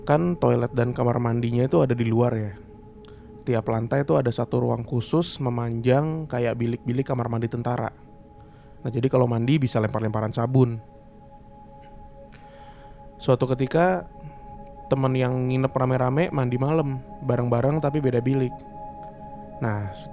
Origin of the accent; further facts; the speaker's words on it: East Java, Indonesia; moved away as an adult; saya ini anak daerah dari Jawa Timur dan pertama kali merantau, saya nggak mikir dua kali buat tinggal di asrama